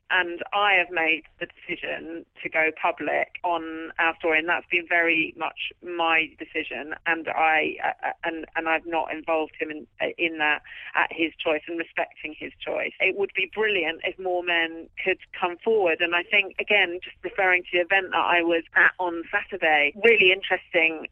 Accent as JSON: {"language": "English", "region": "London", "country": "United Kingdom", "tie": "born or raised there", "said": "was based at the hospital where I was born in London"}